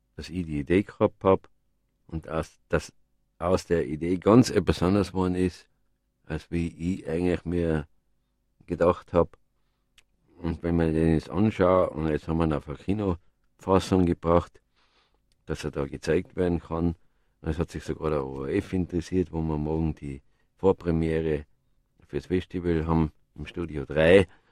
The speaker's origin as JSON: {"language": "German", "town": "Innsbruck", "region": "Tyrol", "country": "Austria", "tie": "born or raised there", "said": "wo ich aufgewachsen bin in Innsbruck"}